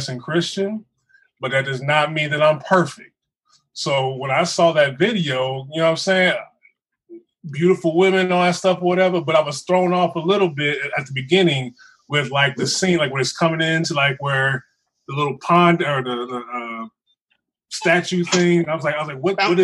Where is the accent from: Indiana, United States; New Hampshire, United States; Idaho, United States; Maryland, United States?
Indiana, United States; Terre Haute; Growing up in Terre Haute, really, there was no thug life in Terre Haute.